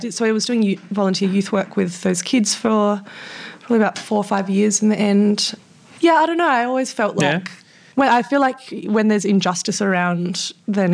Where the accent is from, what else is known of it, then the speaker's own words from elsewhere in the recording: Western Australia, Australia; quite a formative experience in my primary school was the state government in WA wanted to build this giant road